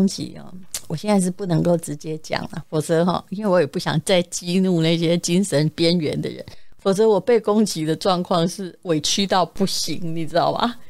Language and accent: Chinese; Yilan County, Taiwan; now in Taipei, Taiwan; 我宜兰人，